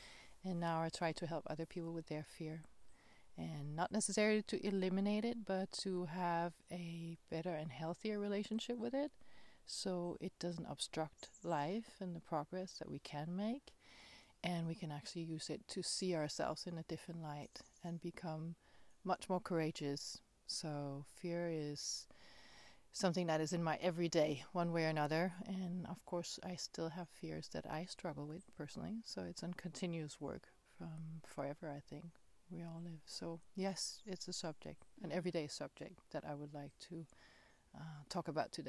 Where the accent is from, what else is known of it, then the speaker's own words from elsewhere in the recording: Denmark; English is a second language; moved away; I came all the way from Denmark, and I had to detour and to a lot of places in the world to find a space where this form that I live, the being that I am, is acceptable